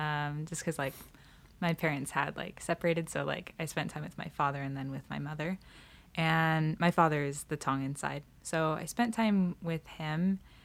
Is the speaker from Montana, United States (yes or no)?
yes; Montana, United States; also born or lived in Nevada / California; I am from Nevada, but we grew up Montana, California area.